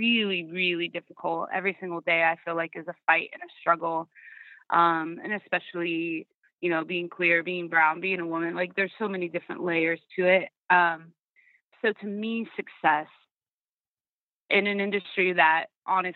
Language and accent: English; Sacramento, California, United States; moved away; I'm in Sacramento, like I was saying, and it's my hometown, and it's where I grew up and really taught myself how to sing and perform